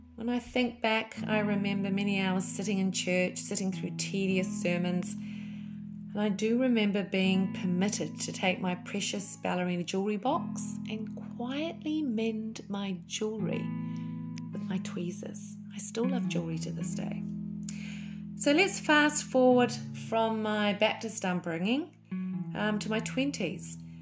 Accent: Auckland, New Zealand; moved away as an adult; I was raised in Auckland, New Zealand, by a Kiwi dad and a Welsh mother

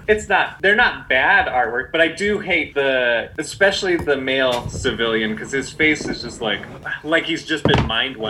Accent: United States; since we're American, if people can't tell by listening to our folksy voice.

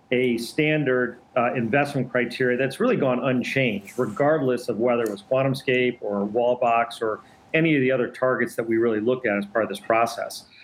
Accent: Detroit, Michigan, United States; born and raised in Detroit

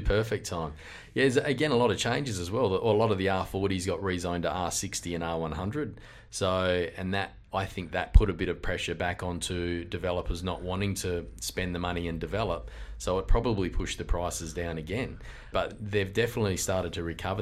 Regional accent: Carnarvon, Western Australia, Australia; now in Mandurah, Australia; I grew up in Carnarvon

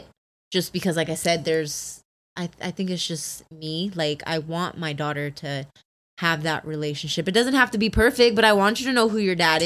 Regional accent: Poway, California, United States; I grew up in Poway

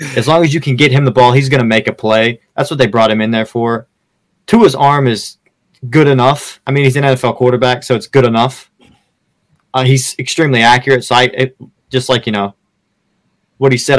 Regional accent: Pittsburgh, Pennsylvania, United States; now in Pensacola, United States; I'm a Florida guy, born and raised in Pittsburgh

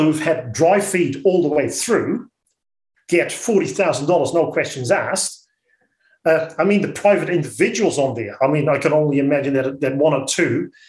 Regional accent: Netherlands; accent: Dutch; now in New Zealand; I'm an immigrant to this country. You'll hear my accent that I'm a Dutchie.

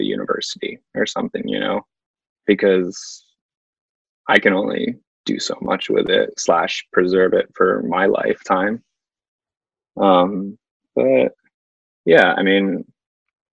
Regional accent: East Coast, United States; growing up on the East Coast

